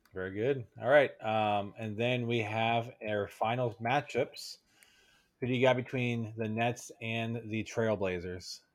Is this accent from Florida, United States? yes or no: no; Dallas, Texas, United States; I'm from Dallas